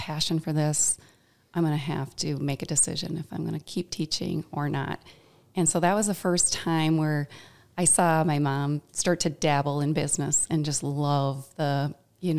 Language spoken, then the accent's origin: English; Mankato, Minnesota, United States; Our family moved here when I was four